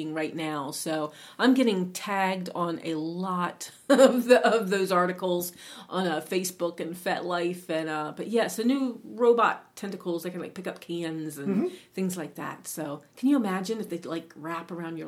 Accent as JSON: {"language": "English", "region": "East Coast", "country": "United States", "moved": "yes", "said": "we're from the East Coast"}